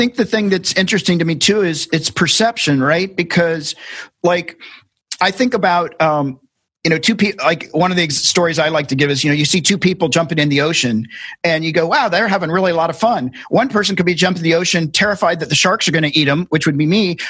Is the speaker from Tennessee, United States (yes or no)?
yes; Tennessee, United States; I grew up in Tennessee